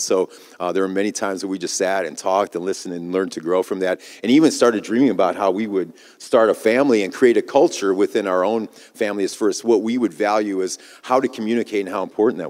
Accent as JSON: {"language": "English", "region": "Midwest", "country": "United States", "tie": "born or raised there", "said": "I grew up in the Midwest. I'm kind of a Midwest boy, I guess you would say."}